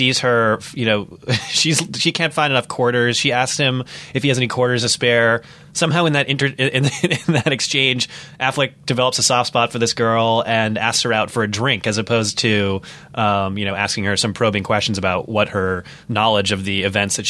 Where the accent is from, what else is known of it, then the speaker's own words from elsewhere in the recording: North Shore, Massachusetts, United States; moved away; also born or lived in Charlestown, Boston; I grew up on the North Shore